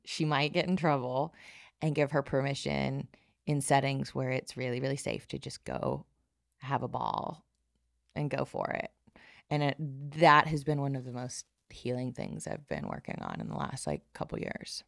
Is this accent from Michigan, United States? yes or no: no; South Alabama, United States; I grew up in the Bible Belt of South Alabama